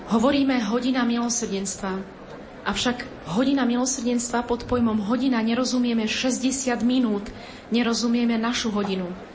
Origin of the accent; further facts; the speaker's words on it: Poland; U nás v Polsku, v Krakove